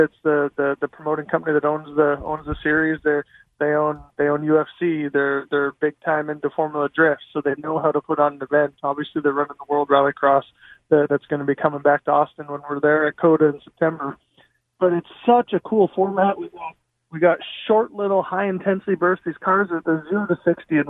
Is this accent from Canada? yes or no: yes; Canada; I grew up in Canada, raced snowmobiles and everything growing up